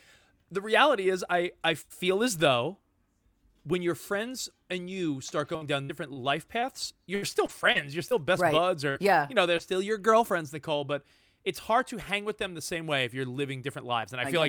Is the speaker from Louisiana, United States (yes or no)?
no; New York, United States; also born or lived in Los Angeles; now in Texas, United States; I'm from New York originally.